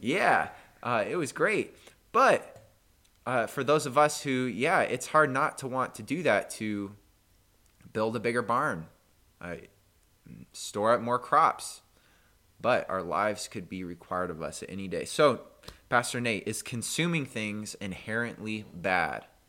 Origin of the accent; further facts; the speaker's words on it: United States; for us as an American